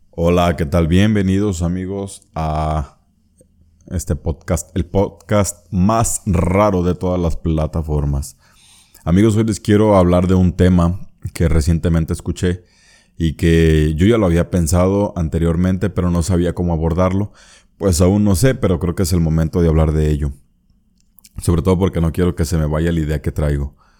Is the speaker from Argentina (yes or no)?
no; Mexico; yo soy mexicano.